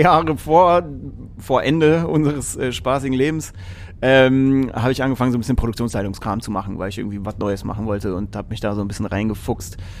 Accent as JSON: {"language": "German", "town": "Erlangen", "region": "Bavaria", "country": "Germany", "tie": "born or raised there", "said": "ich bin in Erlangen aufgewachsen"}